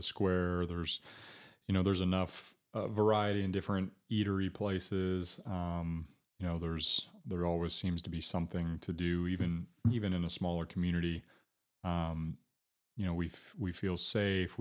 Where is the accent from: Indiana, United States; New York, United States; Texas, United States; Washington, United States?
Indiana, United States; Batesville; also born or lived in Greensburg, Indiana / Hope, Indiana / Dayton, Ohio / Columbus, Ohio; I loved growing up here. And then a big part of the decision was I had children. So mm-hmm. I can't say that before having kids and a different mindset that I, you know, may or may not have ended up back here in my hometown